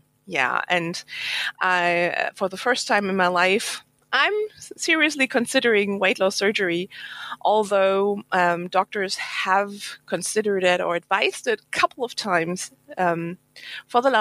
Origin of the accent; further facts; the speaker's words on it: Germany; English is a second language; I'm from Germany, so English is not my mother language.